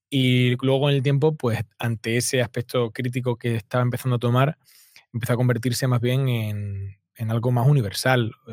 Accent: Málaga, Andalusia, Spain; yo soy del sur de España, de Málaga

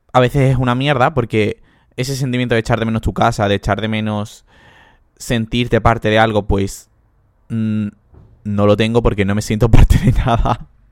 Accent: Andalusia, Spain; moved away as an adult; now in Portugal; soy andaluz, soy muy andaluz

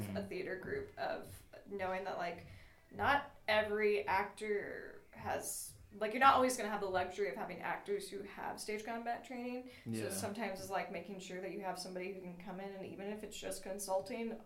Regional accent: Kansas City, United States; now in Lubbock, United States; I grew up in Kansas City

